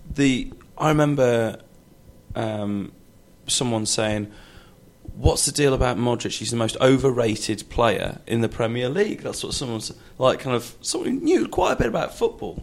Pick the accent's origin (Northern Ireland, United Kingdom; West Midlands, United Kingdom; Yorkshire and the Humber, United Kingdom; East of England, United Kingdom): West Midlands, United Kingdom; Shropshire; moved away as an adult; now in London, United Kingdom; I grew up in Shropshire, miles away from uh, from from London.